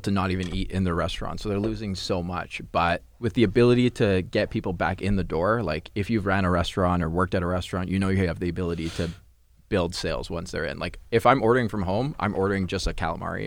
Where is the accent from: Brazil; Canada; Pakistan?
Canada; Surrey, British Columbia; I grew up in Surrey, too